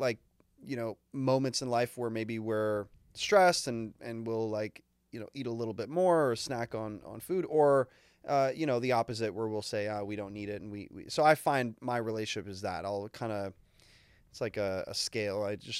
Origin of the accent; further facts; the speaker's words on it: Canada; As a Canadian, I respect